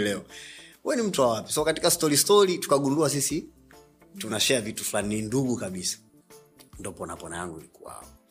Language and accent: Swahili; Dar es Salaam, Tanzania; moved away; nimeisha hayo maisha hapo keko kwa Keko mpaka natoka kwa utachilambo nimetokea Keko Magulumbasi